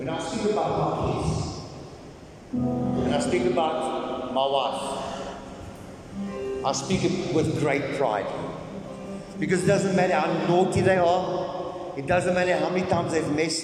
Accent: South Africa; We're South African

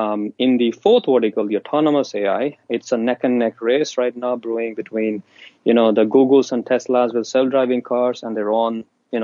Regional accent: Tanzania; also born or lived in India / Zambia; when I was 5, my family, my parents, we moved from India to East Africa. So I grew up in Tanzania speaking Swahili and then later on in Zambia.

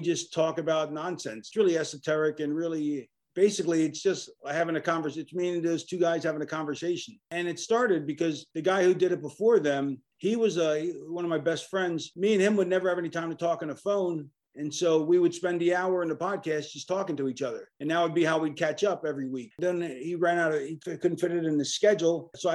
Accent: Florida, United States; moved away as an adult; also born or lived in Philadelphia, Pennsylvania / Delaware; I grew up in Florida, and I went to University of Delaware because I was born in Philadelphia

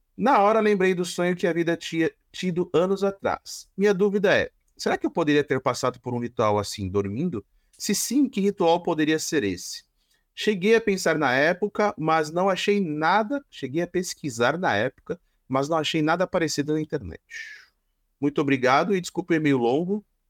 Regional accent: São Caetano do Sul, São Paulo, Brazil; eu vim do tá... reinado de São Caetano do Sul

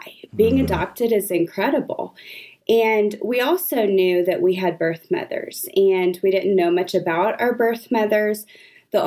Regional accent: Austin, Texas, United States; I grew up in Austin.

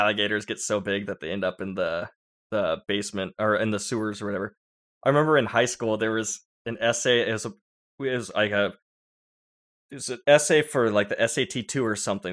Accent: San Diego, California, United States; growing up in San Diego

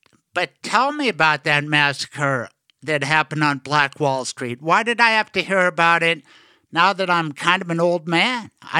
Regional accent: Denver, Colorado, United States; my history teachers in Denver Public Schools.

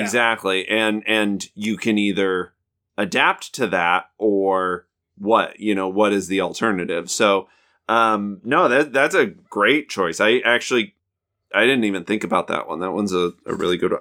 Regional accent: Southeast Idaho, United States; we're both from Idaho

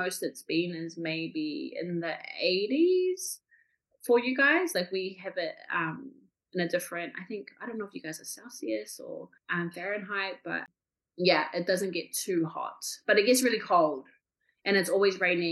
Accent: Kaikohe, Northland, New Zealand; I'm from New Zealand, from a little town up north called Kaikohe

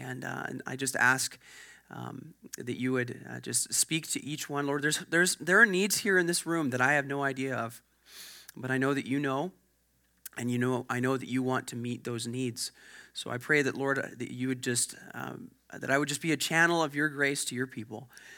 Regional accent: Sherwood Park, Alberta, Canada; I'm a church planter. I was born and raised in Edmonton, actually in Sherwood Park, the Sherwood Park area.

